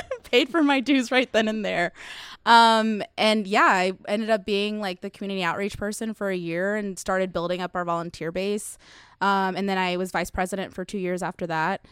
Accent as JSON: {"language": "English", "country": "United States", "said": "I'm from America"}